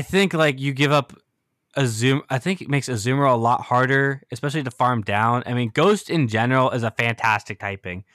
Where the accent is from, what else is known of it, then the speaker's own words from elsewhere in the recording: United States; I'm from the States